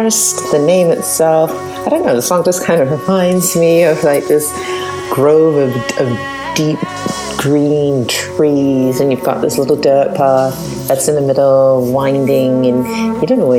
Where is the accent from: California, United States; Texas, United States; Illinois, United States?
California, United States; San Francisco Bay Area; I'm a musician from the San Francisco Bay Area in the U.S.